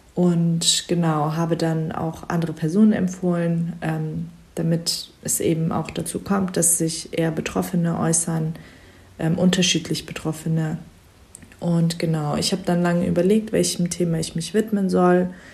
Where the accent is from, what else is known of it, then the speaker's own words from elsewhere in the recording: Germany; also born or lived in Frankfurt; Ich bin Schwester von vier und bin die Einzige, die in Deutschland geboren ist